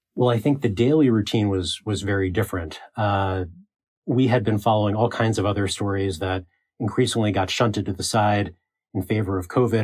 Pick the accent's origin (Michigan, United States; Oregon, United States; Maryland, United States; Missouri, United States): Maryland, United States; Baltimore; I'm from Baltimore uh, and interned at the Baltimore Sun when I was in high school.